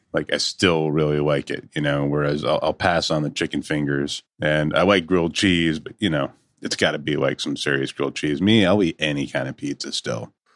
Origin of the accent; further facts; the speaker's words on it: Connecticut, United States; moved away; where I grew up in Connecticut